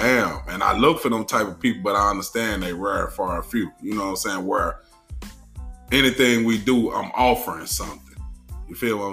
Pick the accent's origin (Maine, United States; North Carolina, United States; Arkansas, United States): Arkansas, United States; I'm from Arkansas